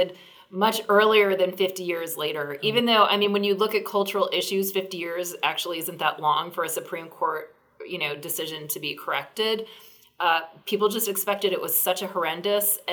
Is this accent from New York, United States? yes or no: no; Virginia, United States; my home state of Virginia